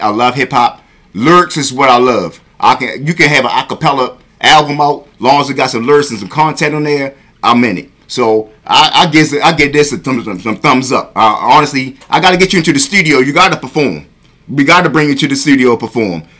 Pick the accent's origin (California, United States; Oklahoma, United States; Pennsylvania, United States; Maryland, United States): Maryland, United States; Baltimore; shout out to my South Baltimore because I grew up in South Baltimore. I, was raised in South Baltimore for the most part